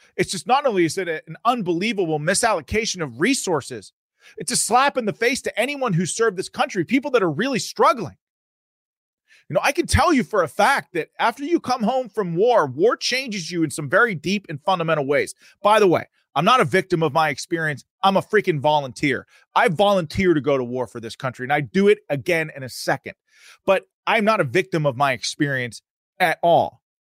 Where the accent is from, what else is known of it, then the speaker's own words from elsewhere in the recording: Pittsburgh, Pennsylvania, United States; my home state of Pennsylvania. Now, I'm from Pittsburgh